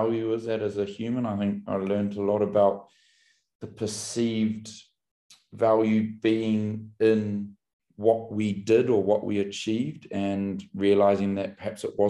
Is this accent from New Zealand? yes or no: yes; Auckland, New Zealand; also born or lived in Kaitaia, New Zealand; now in London, United Kingdom; I grew up in New Zealand. I was born in the far north of New Zealand, a little tiny town called Kaitaia, and then I grew up in Auckland, which was the biggest city